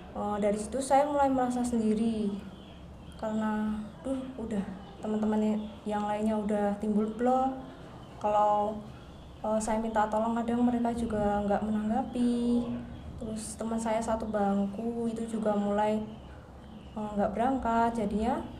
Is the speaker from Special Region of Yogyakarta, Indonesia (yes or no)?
yes; Yogyakarta, Special Region of Yogyakarta, Indonesia; asal saya dari Jogja